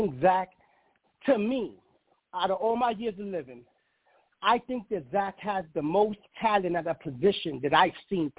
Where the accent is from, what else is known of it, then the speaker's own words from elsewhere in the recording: New York City, New York, United States; now in Connecticut, United States; I'm born and raised in the Bronx, New York. New York. I live in Connecticut right now.